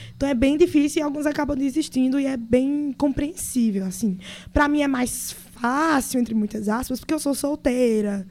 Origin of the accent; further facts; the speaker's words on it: Caruaru, Pernambuco, Brazil; Eu sou de Caruaru, Pernambuco.